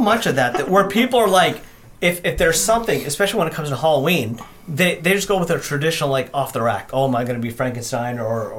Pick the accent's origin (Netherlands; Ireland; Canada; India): India; And I'm Indian. We wrote the Kama Sutra, so I know how to use it.